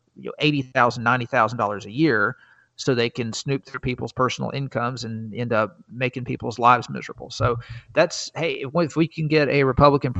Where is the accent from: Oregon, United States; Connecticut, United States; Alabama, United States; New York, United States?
Alabama, United States; South; growing up in South Alabama